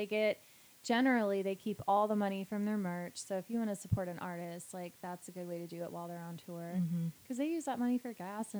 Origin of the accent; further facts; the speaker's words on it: Denver, Colorado, United States; I came from Denver where, I mean, we don't have an underground reptilian army, granted.